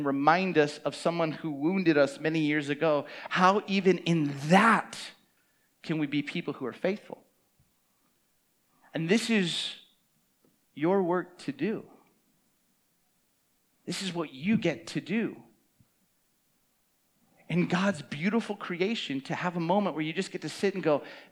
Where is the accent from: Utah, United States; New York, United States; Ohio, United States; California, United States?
California, United States; Camarillo; I grew up in Camarillo, Ventura County, 805